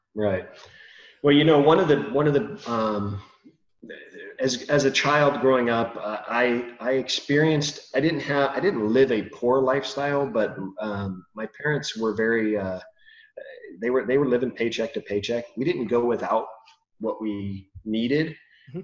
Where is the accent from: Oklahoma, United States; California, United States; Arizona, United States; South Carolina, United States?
California, United States; I grew up in California. Been here my whole life.